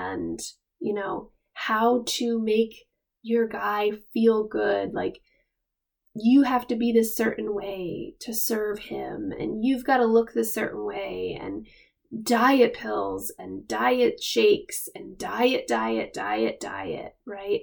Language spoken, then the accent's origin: English; Rhode Island, United States; moved away as an adult; also born or lived in Hawaii / Pennsylvania; now in Maine, United States; We're both from Rhode Island